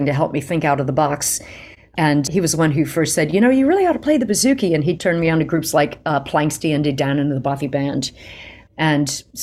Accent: Lafayette, Louisiana, United States; growing up in Lafayette, Louisiana

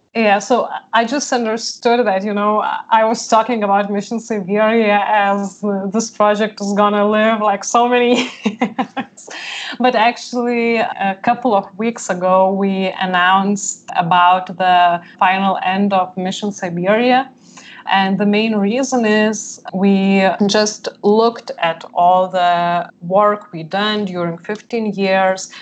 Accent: Lithuania; I was born in Lithuania when it was free world

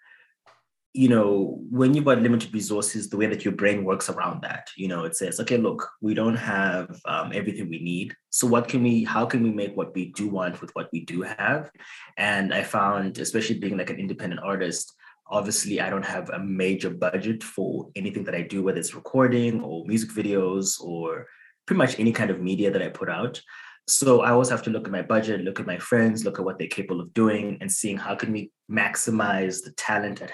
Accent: Zimbabwe; moved away as an adult; now in Canada; I grew up in Zimbabwe. I came to Canada in 2015 to study at the university.

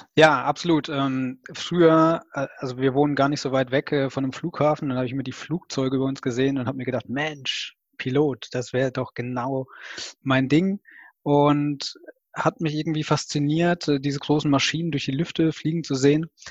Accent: Rhineland-Palatinate, Germany; Also ich komme aus der Pfalz

